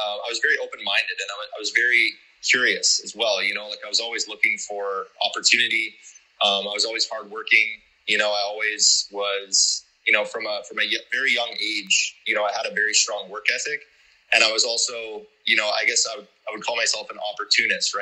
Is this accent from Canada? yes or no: yes; Canada; moved away as an adult; also born or lived in Calgary, Canada / South Africa; now in Panama City, Panama; I grew up in Canada